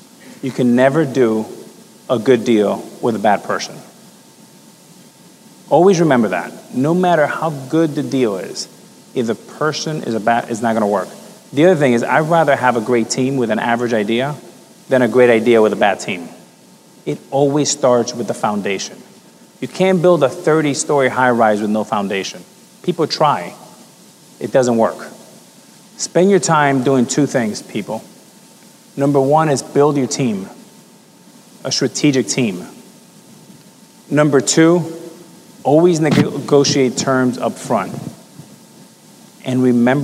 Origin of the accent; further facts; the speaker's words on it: Miami, Florida, United States; growing up in Miami